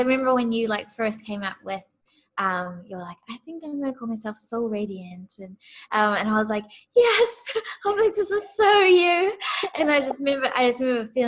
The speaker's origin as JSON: {"language": "English", "country": "New Zealand", "said": "I'm from New Zealand."}